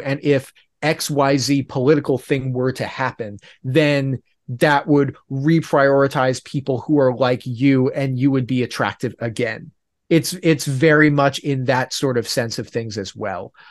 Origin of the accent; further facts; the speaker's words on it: Oregon, United States; I'm from Oregon